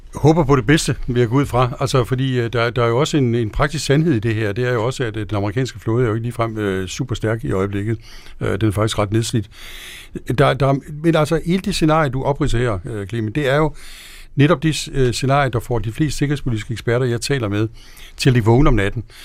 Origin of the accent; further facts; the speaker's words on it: Denmark; also born or lived in Washington, D.C.; jeg er dansker